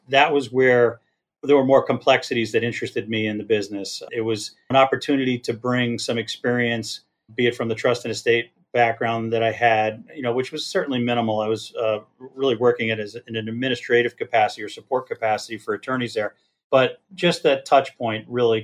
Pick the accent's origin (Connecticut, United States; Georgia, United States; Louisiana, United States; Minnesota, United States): Connecticut, United States; moved away as an adult; also born or lived in Arizona / Washington, D.C. / Iowa / Boston; I grew up in Connecticut